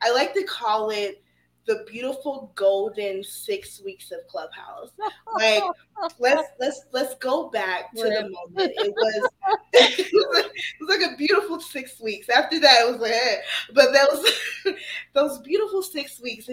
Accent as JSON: {"language": "English", "town": "Atlanta", "region": "Georgia", "country": "United States", "said": "I'm from Atlanta"}